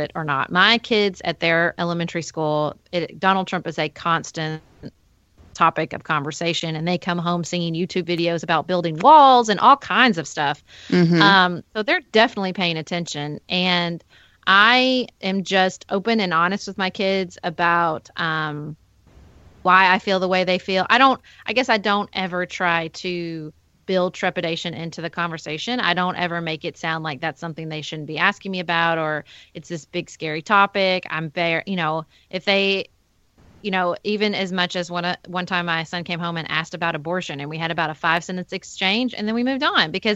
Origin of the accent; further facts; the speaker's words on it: Paducah, Kentucky, United States; was elected as a city commissioner for my hometown of Paducah, Kentucky